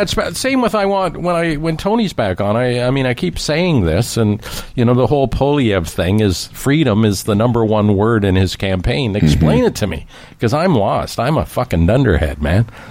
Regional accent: Canada; as a Canadian

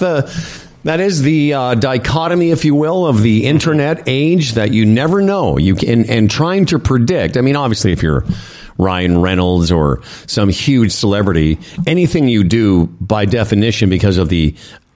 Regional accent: Moose Jaw, Saskatchewan, Canada; moved away; my hometown of Moose Jaw, Saskatchewan.

